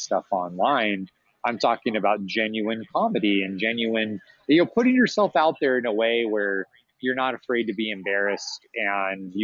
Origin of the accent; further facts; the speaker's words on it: Arizona, United States; I'm from Arizona and there's this big Latin community and there's a very common thing here in the Southwest where the Mexican popsicle carts, we see them all the time growing up